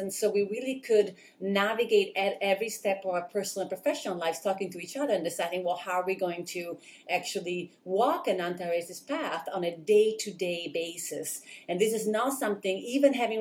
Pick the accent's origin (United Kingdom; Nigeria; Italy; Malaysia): Italy; now in United States; I was born and raised in Italy. And when I came to the United States